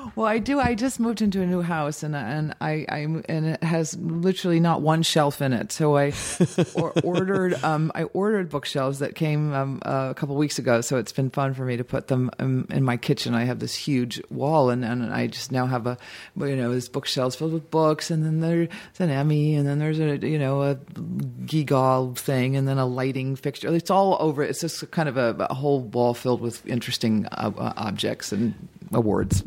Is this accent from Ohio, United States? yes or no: yes; Dayton, Ohio, United States; moved away; also born or lived in Boston / Cincinnati; I was born in Boston, but grew up in Ohio. But I always just say I'm from Dayton